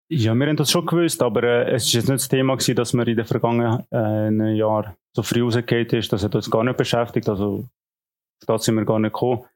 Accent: Unterägeri, Zug, Switzerland; moved away; also born or lived in Lucerne / Kriens / Schaffhausen / Thun; Ich bin aufgewachsen in Unterägeri, in Zug

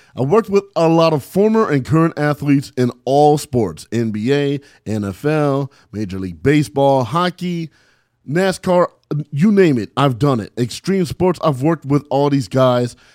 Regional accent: San Bernardino, California, United States; I'm from San Bernardino, California, man. nine two four oh four

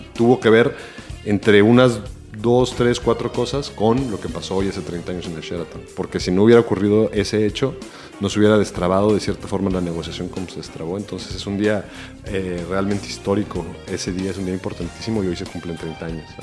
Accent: El Salvador; moved away as an adult; also born or lived in Mexico; yo, vine a vivir en El Salvador cuando tenía 11 años y me fui a México a estudiar en la universidad cuando tenía 20

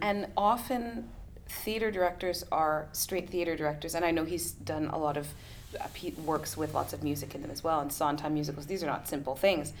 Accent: Canada; being Canadian

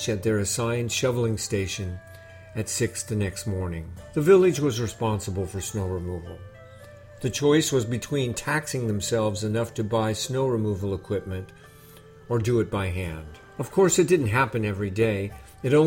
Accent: California, United States; moved away as an adult; also born or lived in Japan; I grew up in California, not in the snowy mountains of Japan

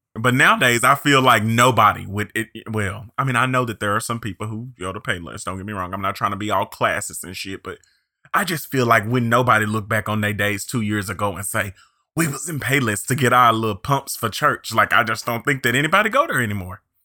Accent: near Pine Bluff, Arkansas, United States; moved away; Little Old Pine Bluff, Arkansas, which is real close to my hometown

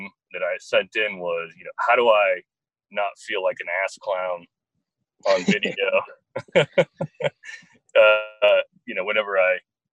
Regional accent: Maine, United States; now in Birmingham, United States; I live in Birmingham, but I actually grew up in the northeast. I grew up in Maine, actually.

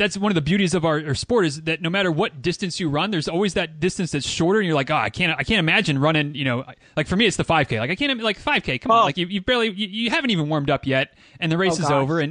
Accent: Michigan, United States; also born or lived in Central Florida; now in Florida, United States; I'm from Michigan originally

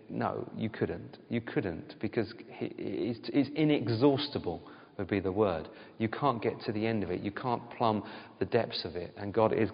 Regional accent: United Kingdom; all of us are British

